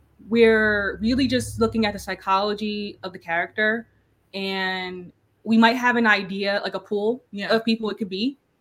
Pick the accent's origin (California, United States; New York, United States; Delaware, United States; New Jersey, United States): New Jersey, United States; East Orange; so we're from New Jersey. It's called East Orange.